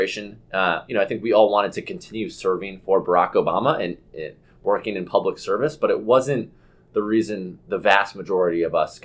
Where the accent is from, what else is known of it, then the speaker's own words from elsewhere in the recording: Bethesda, Maryland, United States; my hometown delegate in Bethesda, Maryland